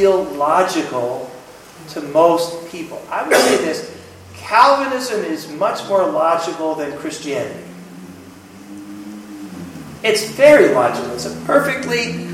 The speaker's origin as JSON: {"language": "English", "country": "United States", "said": "I'm American"}